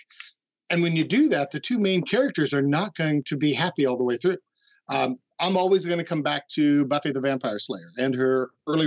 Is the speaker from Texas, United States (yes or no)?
no; Kansas, United States; moved away; I'm originally from Kansas